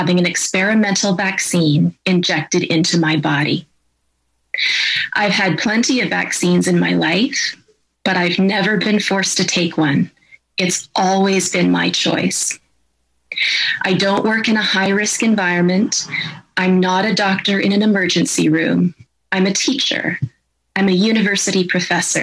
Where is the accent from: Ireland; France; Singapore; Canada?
Canada; I'm a professor of ethics and I'm a Canadian